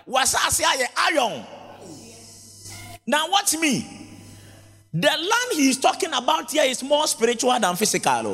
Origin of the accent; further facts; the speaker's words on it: Ghana; I grew up in Zongo